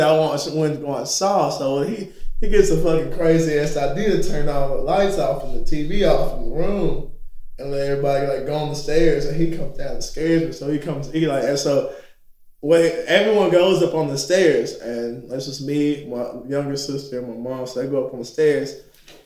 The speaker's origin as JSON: {"language": "English", "country": "United States", "said": "I'm from America"}